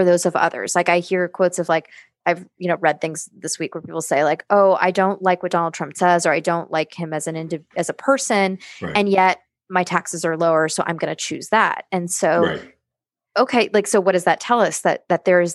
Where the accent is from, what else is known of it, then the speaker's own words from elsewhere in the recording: United States; I'm an American. I grew up in this culture